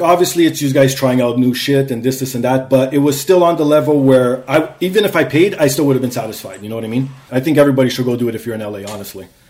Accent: Canada; also born or lived in Toronto; I'm a Canadian.

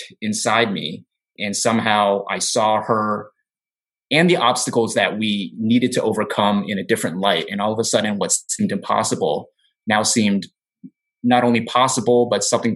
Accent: United States; I was born and raised in the United States

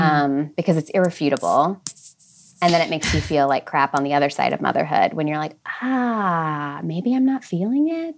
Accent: American Midwest, United States; I grew up in the American Midwest

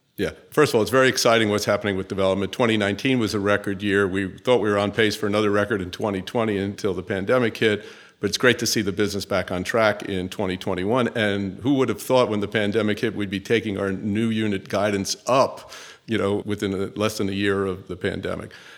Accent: New York City, New York, United States; also born or lived in Northeast United States; I'm actually a New Yorker. So I was born in New York City, uh, in the United States, grew up and went to school into the Northeast

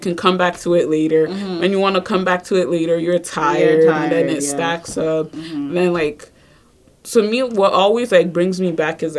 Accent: Nigeria; moved away; Well, we're not from here, right? So, like, we're from Nigeria. I was born there, and, like, we used to travel back and forth.

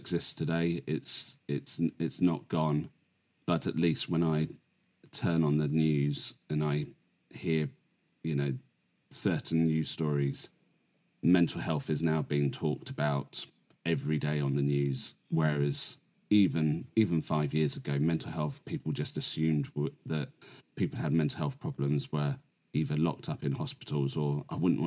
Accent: England, United Kingdom; living in the UK, in England

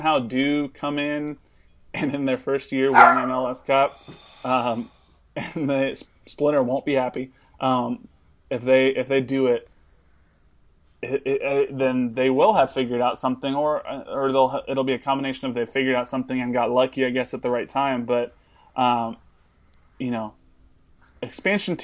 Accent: Los Angeles, California, United States; now in Kansas City, United States; Technically, I'm from

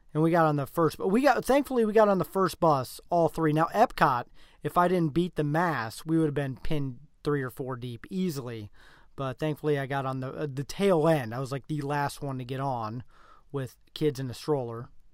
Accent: Nebraska, United States; we're from Nebraska

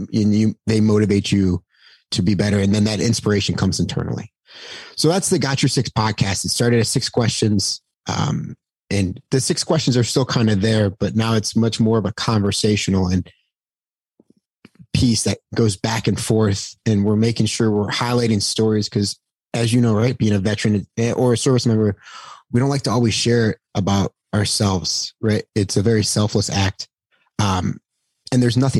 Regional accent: Buffalo, New York, United States; being from Buffalo, New York

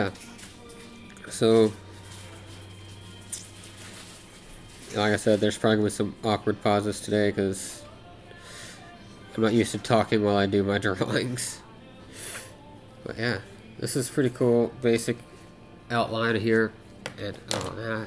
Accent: Arkansas, United States; now in Alaska, United States; I grew up in Arkansas

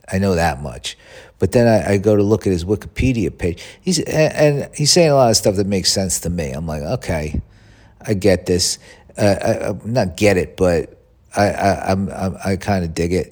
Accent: United States

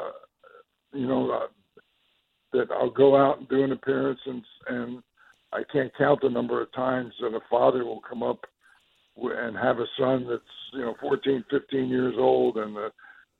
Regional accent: New Jersey, United States; I was originally from New Jersey, born and raised there

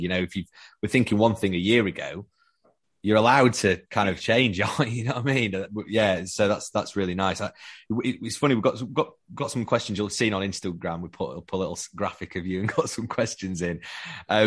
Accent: Sheffield, Yorkshire and the Humber, United Kingdom; we're both from Sheffield, so we're Yorkshiremen

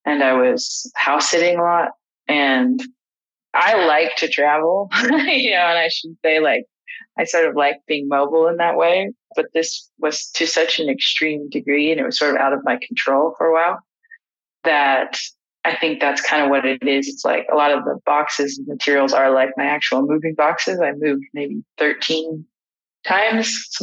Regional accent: Los Angeles, California, United States; I grew up in Los Angeles

